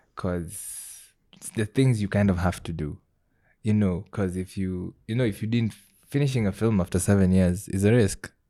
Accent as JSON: {"language": "English", "town": "Kisii", "region": "Kisii County", "country": "Kenya", "tie": "born or raised there", "said": "I grew up in Kisii"}